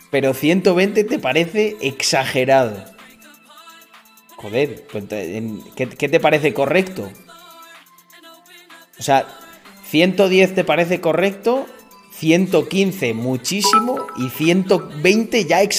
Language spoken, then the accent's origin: Spanish; Almendralejo, Extremadura, Spain; also born or lived in Mérida; Mérida, donde legalmente nací. Aunque soy de Almendralejo. Pero claro, todos los niños de Almendralejo y de los pueblos nacían en, en el hospital de Mérida.